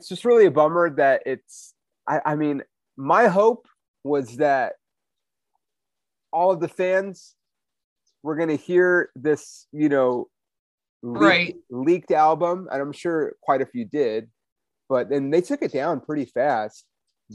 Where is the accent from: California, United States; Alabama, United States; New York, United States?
California, United States; Inland Empire; also born or lived in Hollywood, Los Angeles; we moved like about 45 minutes east of LA, like the Inland Empire